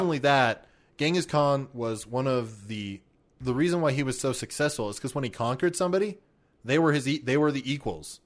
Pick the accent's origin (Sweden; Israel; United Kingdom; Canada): Canada; we're Canadian